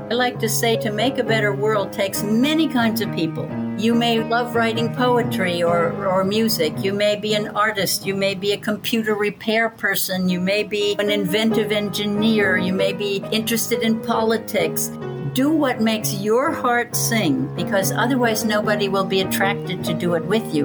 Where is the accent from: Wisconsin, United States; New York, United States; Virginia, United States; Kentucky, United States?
New York, United States; Athens; now in Greece; since I was a child in the Hudson Valley of New York State. I was born in Athens, New York